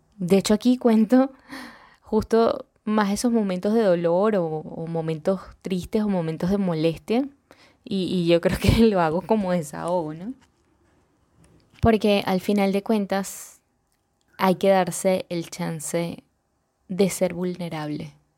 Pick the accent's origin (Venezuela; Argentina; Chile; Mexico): Venezuela; accent: venezolano; en Venezuela, de donde yo soy, orgullosamente venezolana